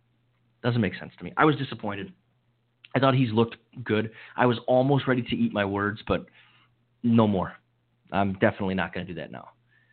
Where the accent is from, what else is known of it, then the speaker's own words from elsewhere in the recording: Upper Michigan and Wisconsin, Midwest, United States; moved away as an adult; also born or lived in St. Thomas; spent most of my youth and some of my adult years in cold weather between Upper Michigan and Wisconsin.